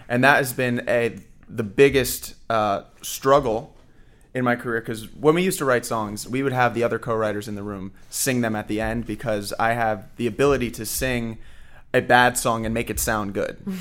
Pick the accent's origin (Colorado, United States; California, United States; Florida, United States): Florida, United States; Fort Lauderdale; now in Orlando, United States; I grew up in Fort Lauderdale